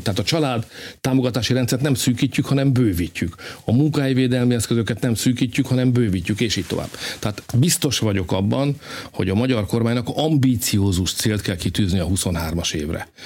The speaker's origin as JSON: {"language": "Hungarian", "country": "Hungary", "said": "magyarok vagyunk"}